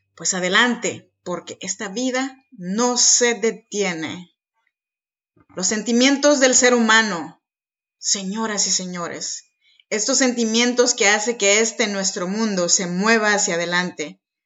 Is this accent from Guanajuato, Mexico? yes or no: no; Arroyo Piedra, Oaxaca, Mexico; now in Sacramento, United States; Yo soy mexicana, oaxaqueña de corazón, de un ranchito chinanteco que se llama Arroyo Piedra